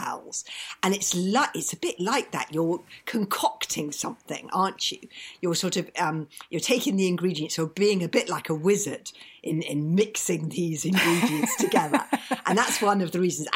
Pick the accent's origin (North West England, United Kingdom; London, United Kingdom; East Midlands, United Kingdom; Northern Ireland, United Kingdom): London, United Kingdom; I grew up in London in a house without a garden